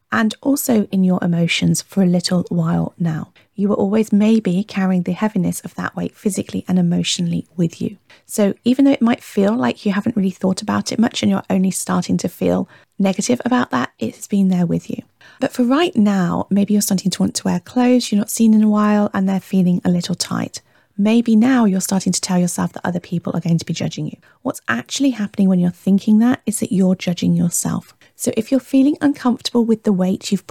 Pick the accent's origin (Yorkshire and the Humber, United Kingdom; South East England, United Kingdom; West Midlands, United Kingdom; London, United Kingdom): West Midlands, United Kingdom; Warwickshire; born or raised there; also born or lived in Hertfordshire